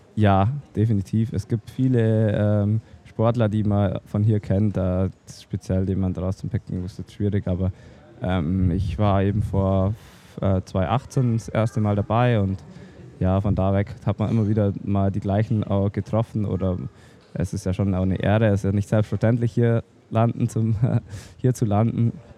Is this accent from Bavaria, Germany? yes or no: yes; Oberstdorf, Bavaria, Germany; bei uns daheim in Allgäu Alpen, in Oberstdorf. Da, ähm, da bin ich äh, geboren und aufgewachsen